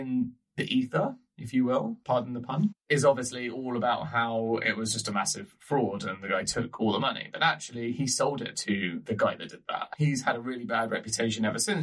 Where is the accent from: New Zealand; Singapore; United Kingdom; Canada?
United Kingdom; England; as an English person with a sense of humor